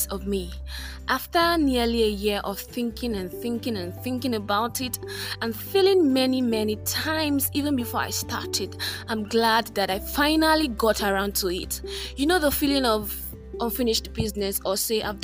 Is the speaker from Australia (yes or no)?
no; Ibadan, Oyo, Nigeria; I'm from Nigeria. I grew up in a city founded on Seven Hills, the beautiful city of Ibadan